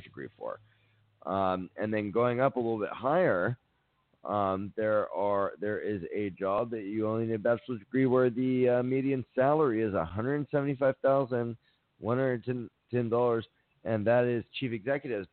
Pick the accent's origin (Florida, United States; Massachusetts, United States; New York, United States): Florida, United States; Miami; I grew up in Miami